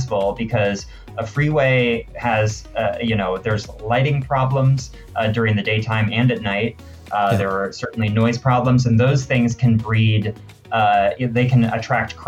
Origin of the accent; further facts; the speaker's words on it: Santa Rosa, California, United States; now in San Diego, United States; I grew up in Santa Rosa, so it's about an hour north of San Francisco